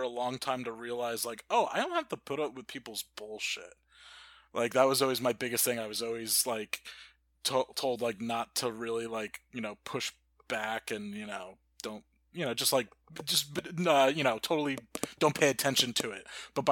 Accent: Harrington Park, New Jersey, United States; I'm from Harrington Park

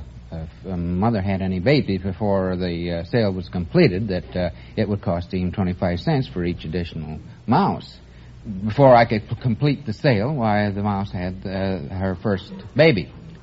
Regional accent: Grand Rapids, Michigan, United States; moved away as an adult; I'm from Grand Rapids, Michigan. Uh-huh. The furniture capital of the world.

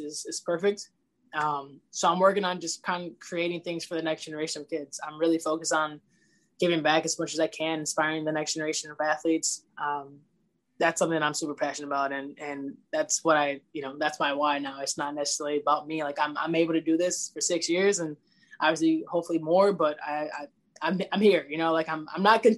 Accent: Lincolnwood, Illinois, United States; I'm from a small town, Lincolnwood, Illinois

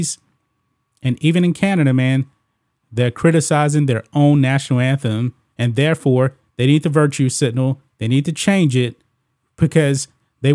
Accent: United States; I'm American

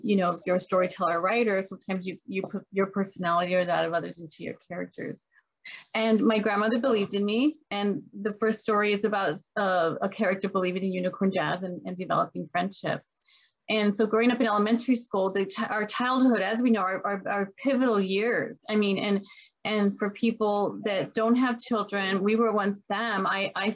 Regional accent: El Paso, Texas, United States; I grew up in El Paso, Texas, a border town

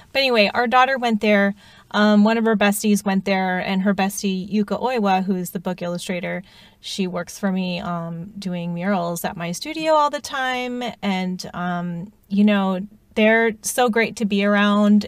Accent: United States; being Asian American

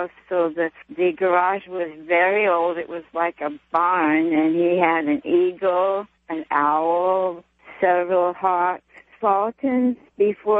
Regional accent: Los Angeles, California, United States; born or raised there

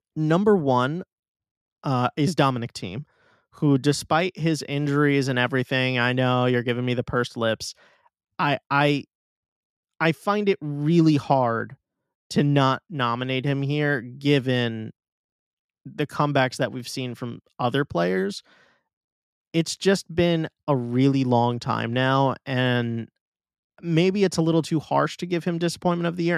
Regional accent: New York, United States; my hometown tournament

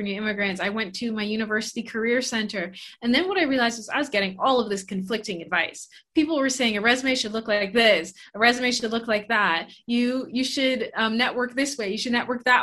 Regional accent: Bahamas; moved away as an adult; also born or lived in Canada; I'm originally from the Bahamas

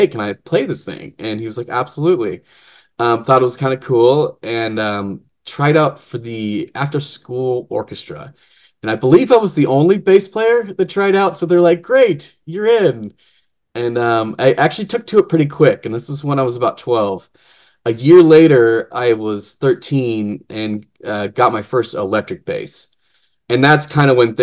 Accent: Lee's Summit, Missouri, United States; also born or lived in Kansas City; I was born here in Kansas City, at, I believe, St. Luke's or St. Joseph's or one of the saints here in town. grew up in Lee Summit

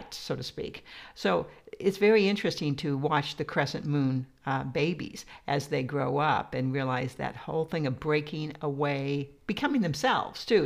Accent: Iowa, United States; I grew up in Iowa

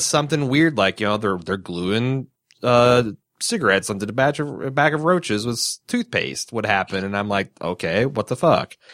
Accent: Midwest, United States; As a Midwesterner

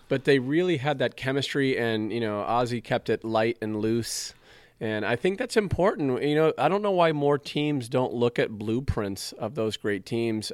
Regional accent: Southern California, United States; also born or lived in Colorado; now in Chicago, United States; I'm originally from Southern Cal

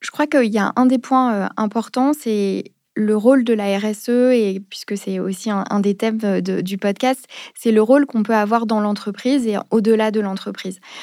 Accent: Paris, Île-de-France, France; also born or lived in Geneva; je suis parisienne

